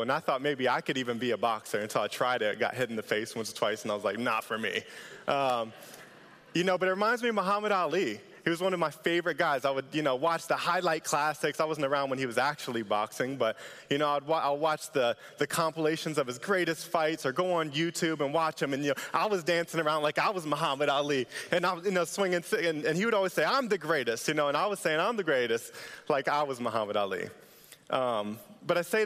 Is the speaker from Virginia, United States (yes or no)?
yes; Northern Virginia, United States; moved away as an adult; also born or lived in Norfolk, Virginia; I was raised in Northern Virginia, came out here a couple years ago, went to ODU